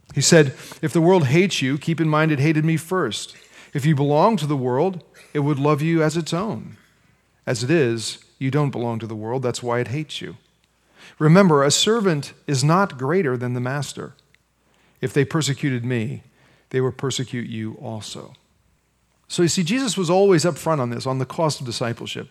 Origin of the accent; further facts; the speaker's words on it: United States; as American Christians